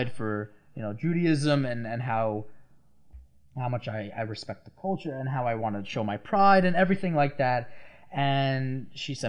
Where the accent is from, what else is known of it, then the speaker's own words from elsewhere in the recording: Long Island, New York, United States; I'm from Long Island